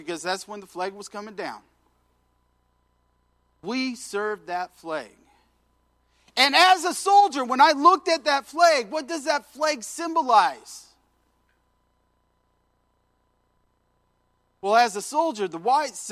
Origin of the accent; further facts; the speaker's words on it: Washington, United States; moved away as an adult; I was from Washington State.